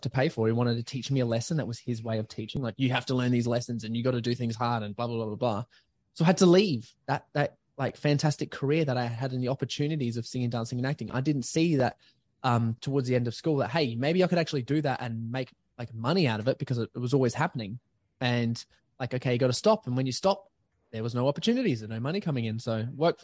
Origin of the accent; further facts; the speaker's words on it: Adelaide, South Australia, Australia; I was born in Adelaide, like North Adelaide Hospital, and I grew up to be a singer and a dancer and actor